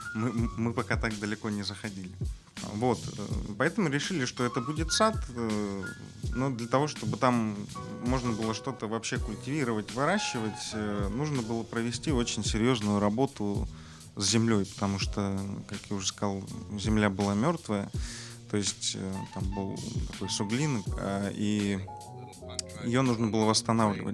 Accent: Krasnodar, Krasnodar Krai, Russia; я родился в Краснодаре, вырос здесь

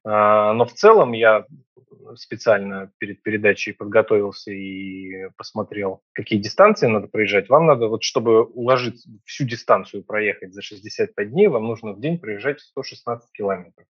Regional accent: Saint Petersburg, Russia; Я из Петербурга

